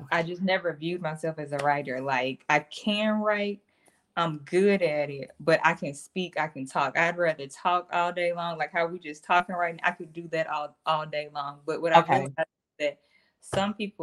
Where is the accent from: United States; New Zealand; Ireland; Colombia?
United States; the South; also born or lived in Mississippi / Tennessee; I'm from Mississippi and Tennessee